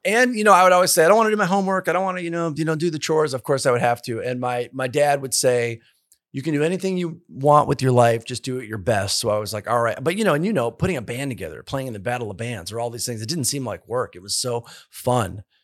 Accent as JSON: {"language": "English", "town": "Detroit", "region": "Michigan", "country": "United States", "tie": "born or raised there", "also_born_or_lived": "Nashville, Tennessee", "moved": "as an adult", "said": "I'm from Michigan"}